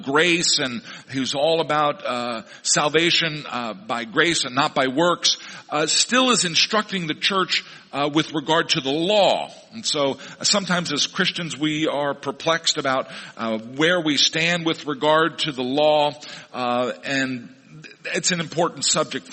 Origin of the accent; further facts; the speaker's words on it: Missouri, United States; moved away; my hometown in Missouri.